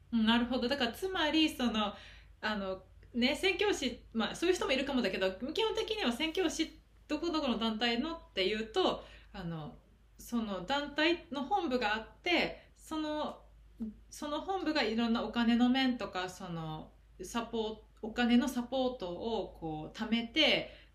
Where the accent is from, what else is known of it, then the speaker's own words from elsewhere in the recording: Japan; moved away; 日本出身